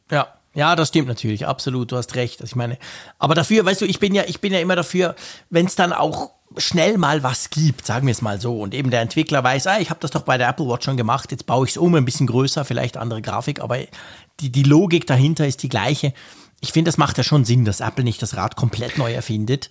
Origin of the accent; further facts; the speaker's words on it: Switzerland; ich bin ja ein Schweizer